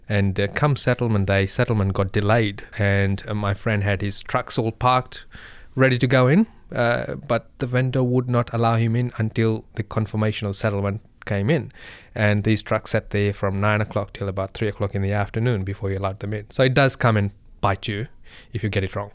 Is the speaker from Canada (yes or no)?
no; Fiji; I'm from Indian background from Fiji, but originally my grandparents from India.